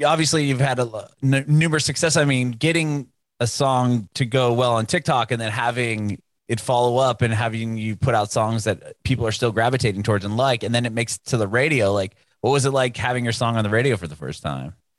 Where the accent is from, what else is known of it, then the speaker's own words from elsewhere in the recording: San Diego, California, United States; now in Nashville, United States; We we're in Nashville now, but I'm, I'm originally from San Diego